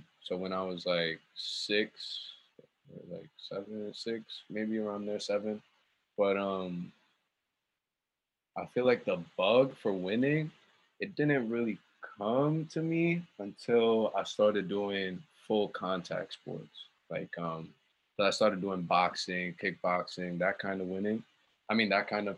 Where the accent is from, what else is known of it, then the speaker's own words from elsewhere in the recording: New York City, New York, United States; also born or lived in Wisconsin / Long Island; growing up in Queens, we didn't really have money like that until we moved to Long Island